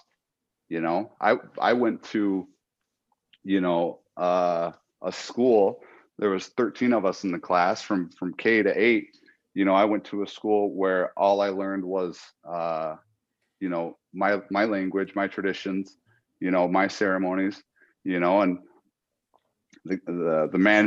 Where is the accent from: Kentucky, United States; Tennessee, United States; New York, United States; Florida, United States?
New York, United States; Allegheny territory, Seneca Nation; I'm from the Allegheny territory, Seneca Nation.